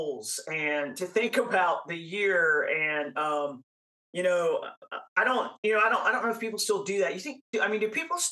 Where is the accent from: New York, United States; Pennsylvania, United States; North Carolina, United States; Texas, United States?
North Carolina, United States; I was raised in North Carolina